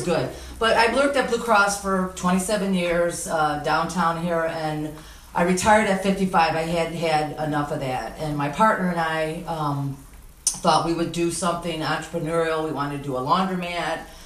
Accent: Detroit, Michigan, United States; also born or lived in Grosse Ile; I grew up in Detroit on Lakewood and Jefferson

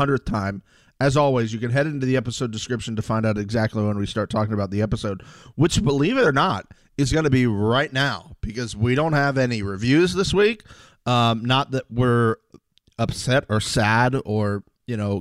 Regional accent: Tampa Bay area, Florida, United States; I am famously from the Tampa Bay area

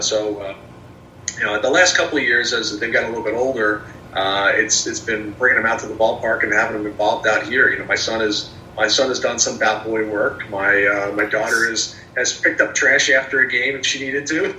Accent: Trenton, New Jersey, United States; now in Erie, United States; I'm from the Trenton area, and okay. uh, for, for me going to work for the Thunder was returning home

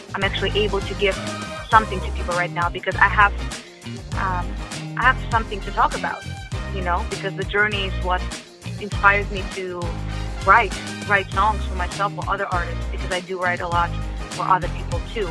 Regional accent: Russia; English is a second language; moved away; I was born in Russia

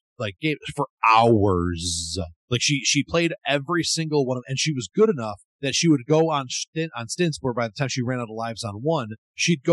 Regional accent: Buffalo, New York, United States; I'm from Buffalo.

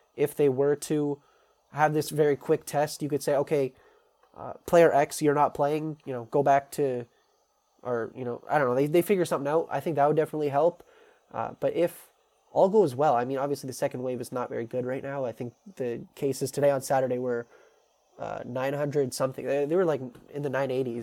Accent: Canada; as a Canadian

